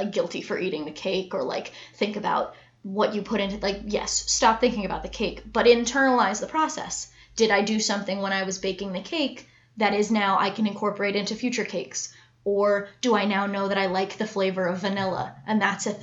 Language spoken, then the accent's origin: English; United States; we're American